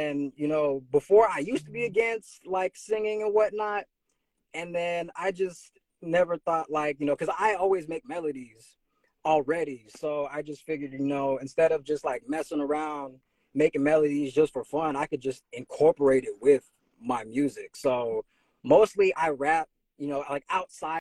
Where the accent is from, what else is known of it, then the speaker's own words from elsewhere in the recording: Fairfield, California, United States; moved away as an adult; now in Oakland, United States; I'm originally from Fairfield.